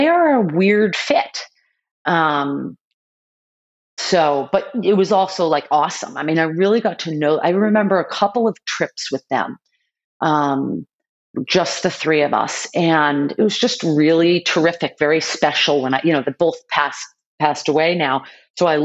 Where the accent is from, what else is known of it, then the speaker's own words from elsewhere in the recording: Boston, Massachusetts, United States; my family was very well known in the city that I grew up in Boston